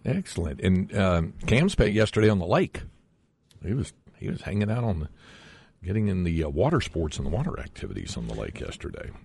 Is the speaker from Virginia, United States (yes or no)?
no; North Carolina, United States; since you grew up North Carolina like I did, and I grew up on, uh, on a lake